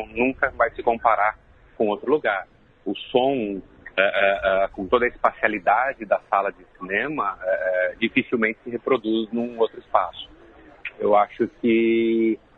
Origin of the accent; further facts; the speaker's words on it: Jundiaí, São Paulo, Brazil; moved away as an adult; acontece em Jundiaí, que é uma cidade do interior de São Paulo, a minha cidade natal. É, eu vivi lá até os 20 anos de idade